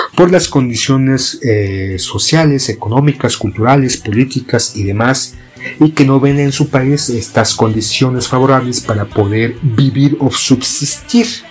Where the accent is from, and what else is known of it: Mexico